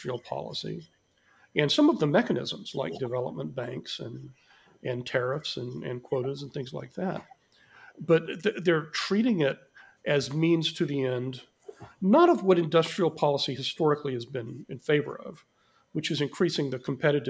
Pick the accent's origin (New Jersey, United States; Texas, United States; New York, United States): Texas, United States; as a Texan